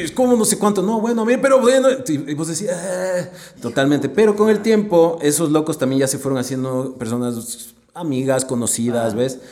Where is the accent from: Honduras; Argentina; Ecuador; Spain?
Ecuador; como ecuatoriano